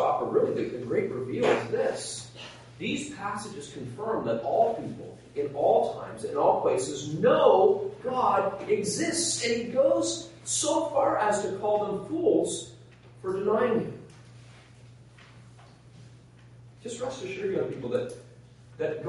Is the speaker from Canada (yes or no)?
yes; Nova Scotia, Canada; I'm from Nova Scotia